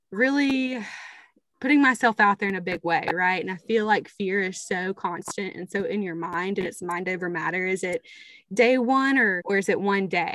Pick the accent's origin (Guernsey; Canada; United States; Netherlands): United States; Tupelo, Mississippi; from small town Tupelo, Mississippi, where we're both from